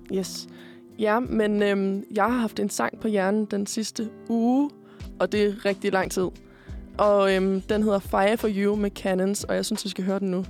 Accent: Korsør, Zealand, Denmark; moved away as an adult; now in Copenhagen, Denmark; kommer jeg faktisk oprindeligt fra Korsør. Øhm, men jeg bor på Østerbro

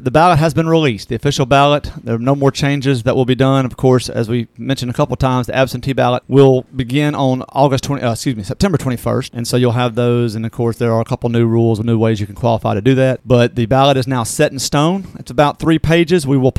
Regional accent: Natchez, Mississippi, United States; moved away; I'm born and raised in Natchez, so my family's still down there.

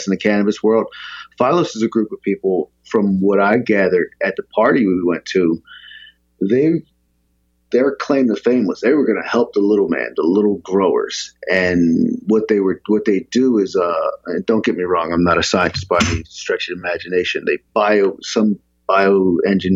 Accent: Philadelphia, Pennsylvania, United States; I grew up, I was born in Southwest Philadelphia, and my family moved to the suburbs when I was like 11

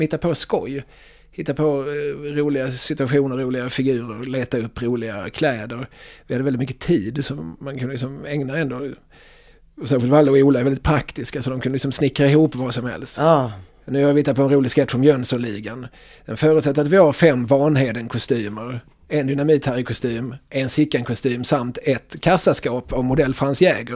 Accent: Eslöv, Skåne, Sweden; accent: Skåne dialect; moved away; när jag växte upp i, i Eslöv på 90-talet

